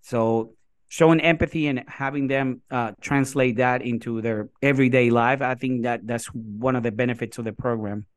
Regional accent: Puerto Rico; first language Spanish; English is a second language; moved away as an adult; now in Tennessee, United States; I was born and raised in Puerto Rico, so we have been here almost eighteen years.

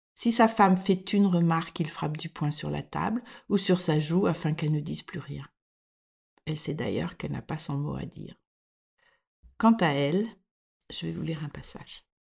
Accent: France; moved away as an adult; now in Denmark

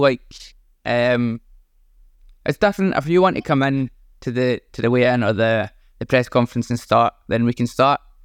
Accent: Scotland, United Kingdom; being Scottish.

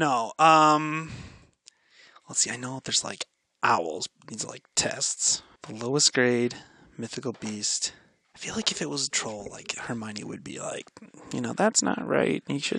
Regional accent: Indiana, United States; I was from Indiana

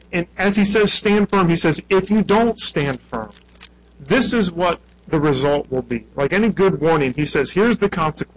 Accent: United States; I'm an American

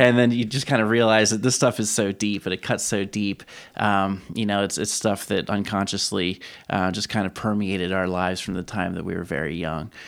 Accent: Lancaster County, Pennsylvania, United States; a straight white male who was born and raised in Lancaster County

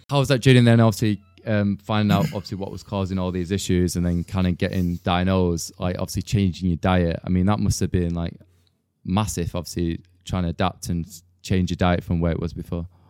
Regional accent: Manchester, North West England, United Kingdom; moved away as an adult; also born or lived in Huddersfield; now in London, United Kingdom; I'm originally from Manchester, you see, and I kind of moved straight to London

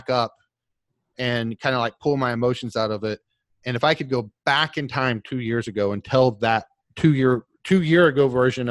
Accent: Oklahoma, United States; I'm from Oklahoma

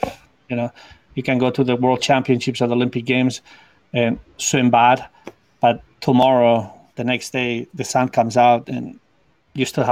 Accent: Spain; English is a second language; moved away as an adult; now in United States; I came from Spain, and I didn't have English

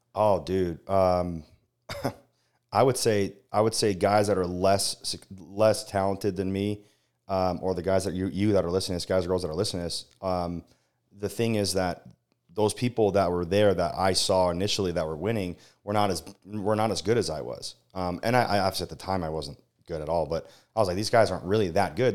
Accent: Las Vegas, Nevada, United States; moved away; born and raised in Las Vegas

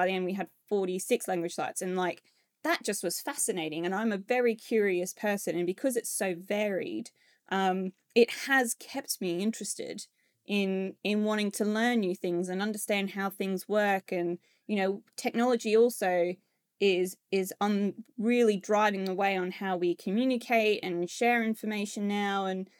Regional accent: Australia; now in United Kingdom; And I know as an Australian, like we are very to the point nation. We're not rude in any way, but obviously when I came to the UK, I discovered very quickly that my directness doesn't quite equate to how that is perceived in the UK.

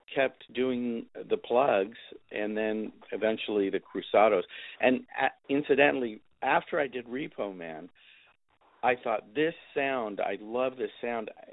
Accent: Texas, United States; it had a lot of my roots too, which was growing up in Texas.

